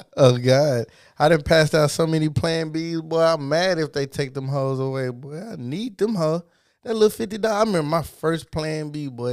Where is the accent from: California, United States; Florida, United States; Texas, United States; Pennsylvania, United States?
Texas, United States; I'm from Texas